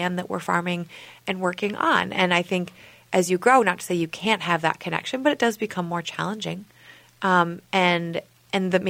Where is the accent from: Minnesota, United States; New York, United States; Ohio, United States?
Minnesota, United States; I'm from Minnesota originally